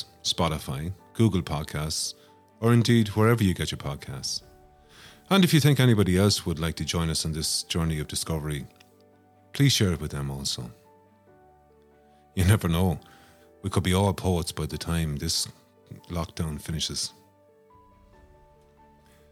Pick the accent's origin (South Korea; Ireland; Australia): Ireland; Longford, Leinster; moved away as an adult; also born or lived in Dublin; now in Sligo, Ireland; I'm originally from Longford